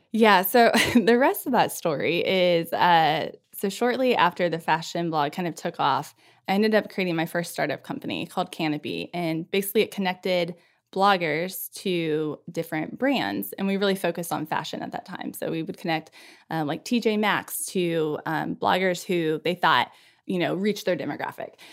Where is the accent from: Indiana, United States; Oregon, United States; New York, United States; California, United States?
Indiana, United States; moved away as an adult; also born or lived in Memphis, Tennessee / Scranton, Pennsylvania; I grew up in Indiana. Like any good Hoosier does